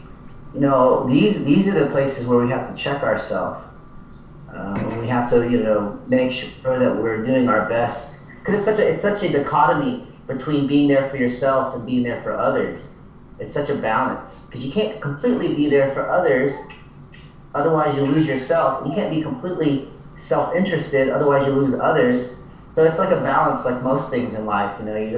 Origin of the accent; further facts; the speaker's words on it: the Bible Belt, United States; I grew up here in the Bible Belt